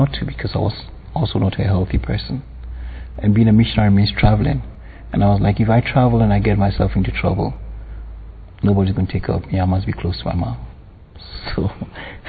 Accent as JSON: {"language": "English", "country": "Ghana", "tie": "born or raised there", "said": "I was born in Ghana"}